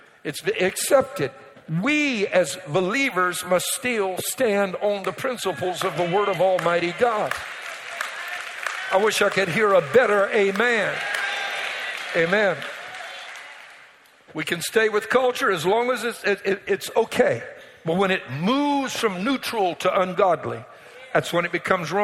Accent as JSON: {"language": "English", "area": "Cajun", "region": "Louisiana", "country": "United States", "said": "Being a Cajun, I've got Cajun culture"}